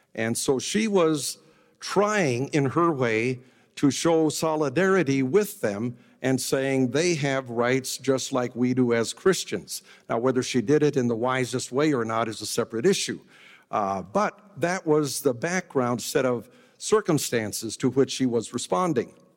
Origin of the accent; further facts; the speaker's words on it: United States; we, as American evangelicals